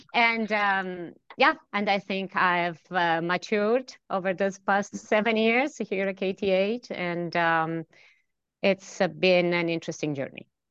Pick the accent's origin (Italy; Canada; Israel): Italy; central Italy; moved away as an adult; also born or lived in Delft, Netherlands; now in Stockholm, Sweden; brought me from a little town in uh, central Italy to um, uh, Stockholm. Um, I'm originally from Italy.